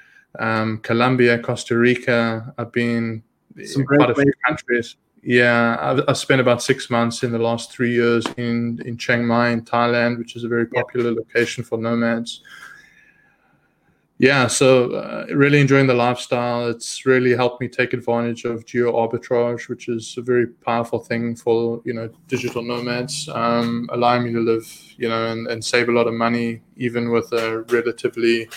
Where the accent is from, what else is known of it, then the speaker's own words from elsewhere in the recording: South Africa; moved away as an adult; also born or lived in Israel; So I'm originally born and raised in South Africa. At the age of 19, my family and I, we immigrated to Israel